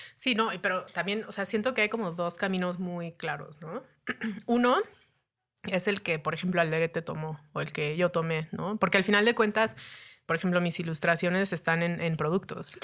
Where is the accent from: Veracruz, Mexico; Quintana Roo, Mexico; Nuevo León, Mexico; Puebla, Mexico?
Quintana Roo, Mexico; Cancún; moved away as an adult; also born or lived in Denver / Cholula; now in Mexico City, Mexico; después pues crecí en Cancún. Eh, Cancún es mi hogar. O sea, yo me considero 100% cancunense.